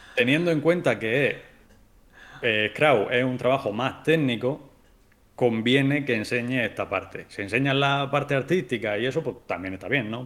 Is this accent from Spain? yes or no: yes; Spain; tres somos españoles